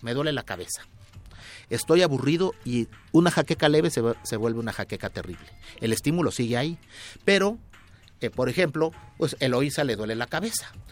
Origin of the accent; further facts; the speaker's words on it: Mexico; yo soy mexicano